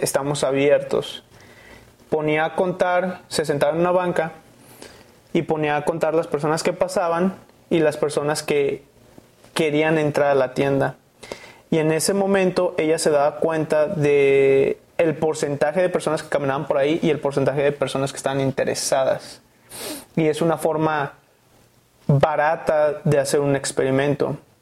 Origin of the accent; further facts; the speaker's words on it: Guadalajara, Jalisco, Mexico; moved away as an adult; also born or lived in San Francisco, United States; Nací aquí en Guadalajara, Jalisco y hice mis estudios en Estados Unidos